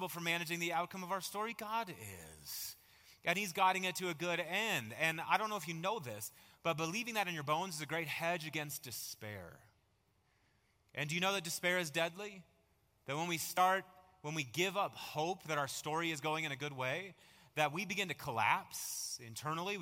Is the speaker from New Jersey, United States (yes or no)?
no; Marshfield, Wisconsin, United States; I remember growing up in Little Marshfield, Wisconsin